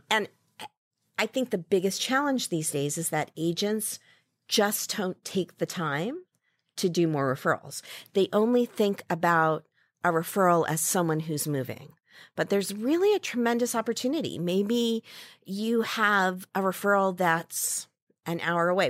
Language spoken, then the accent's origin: English; Ames, Iowa, United States; moved away as an adult; also born or lived in Saratoga, California; now in San Francisco, United States; I grew up in Ames, Iowa